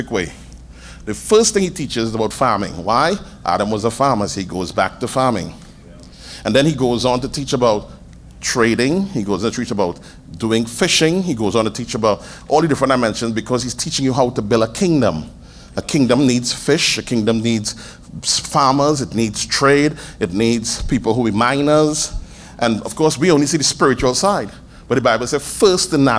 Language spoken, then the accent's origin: English; Trinidad & Tobago; I'm a Trinidadian